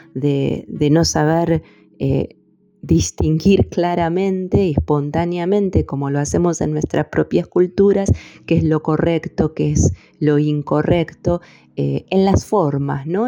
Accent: Argentina; also born or lived in Fiji; uno de los tantos pueblos originarios en mi país, el pueblo mapuche

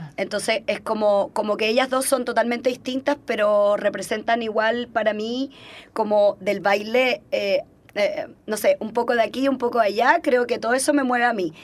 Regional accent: Cuba; moved away; yo soy cubana

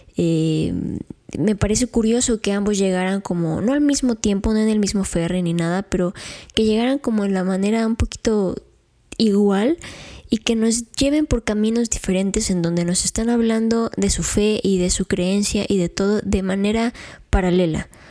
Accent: Mexico; conforme vamos creciendo como mexicanos

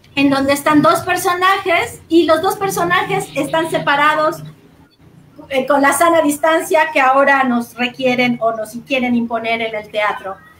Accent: Mérida, Yucatán, Mexico; moved away as an adult; also born or lived in Mexico City; yo nací y crecí en Ciudad de Mérida

